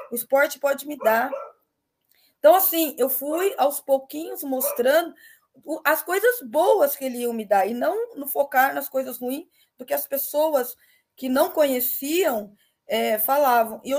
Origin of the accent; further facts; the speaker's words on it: Miracatu, São Paulo, Brazil; eu sou do Vale do Ribeira, é, Miracatu, uma cidade de 20 mil habitantes, então, assim, quase ninguém se falava no esporte